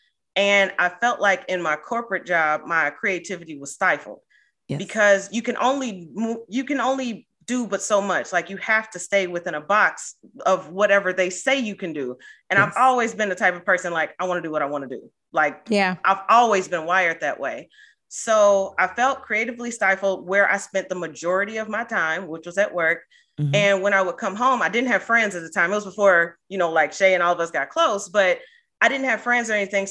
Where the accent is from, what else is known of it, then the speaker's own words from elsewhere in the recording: Cincinnati, Ohio, United States; moved away as an adult; also born or lived in East Coast; I'm originally from Cincinnati and I'm unfortunately back here right now